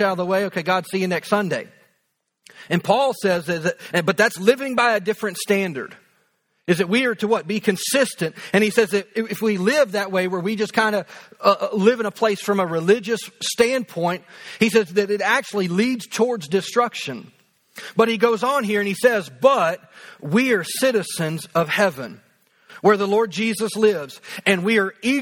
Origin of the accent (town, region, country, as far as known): United States